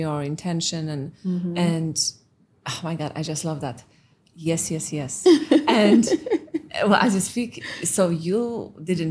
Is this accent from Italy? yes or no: no; Poland; English is a second language; moved away; My mom is Russian and I was growing up in Poland during communism